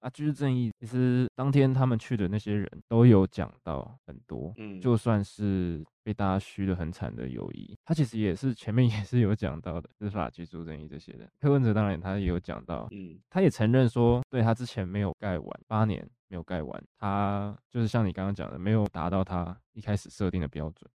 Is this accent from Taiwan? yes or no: yes; Tainan, Taiwan; 而且你当你看着所有人都在放假的时候，就只有我们台南人没有办法放假。